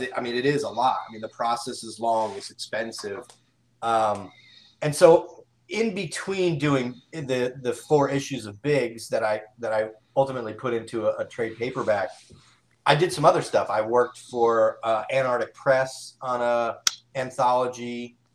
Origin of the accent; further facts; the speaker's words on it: East Coast, United States; now in Dallas, United States; I'm actually originally from the East Coast